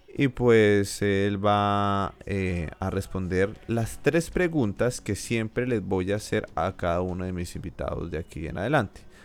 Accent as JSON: {"language": "Spanish", "country": "Colombia", "said": "mi país"}